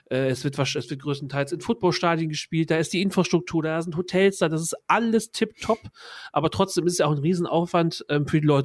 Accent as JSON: {"language": "German", "country": "France", "said": "als Franzose äh, hätte ich auch mehr Spaß daran, mir die Spiele anzugucken."}